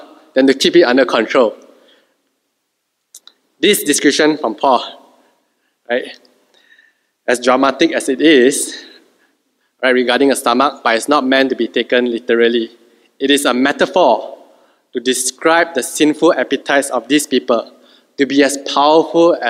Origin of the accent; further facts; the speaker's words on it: Malaysia; Being a Malaysian is our secondary identity